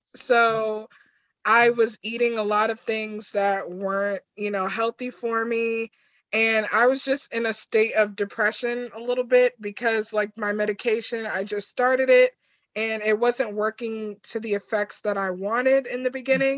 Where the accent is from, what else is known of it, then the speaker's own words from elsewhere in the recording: New York, United States; I'm from New York